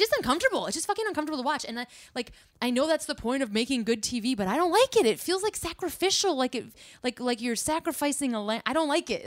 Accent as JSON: {"language": "English", "region": "Midwest", "country": "United States", "said": "I'm from the Midwest"}